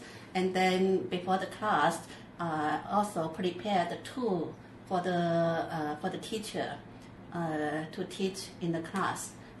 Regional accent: Luoding, Guangdong, China; English is a second language; now in Zhuhai, China; from Luoding in Guangdong province.

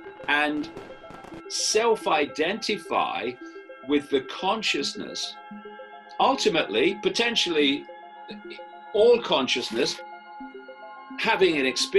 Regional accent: United Kingdom; I am a man, I am white, I am British, etc.

